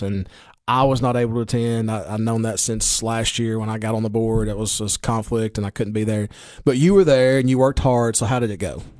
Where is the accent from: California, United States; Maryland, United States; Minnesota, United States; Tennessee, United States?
Tennessee, United States; Baxter; I'm from Putnam County or Baxter or Clover